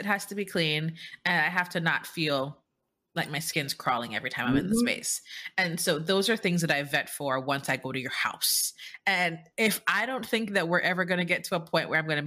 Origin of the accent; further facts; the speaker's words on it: Jamaica; moved away as an adult; now in United States; I'm Jamaican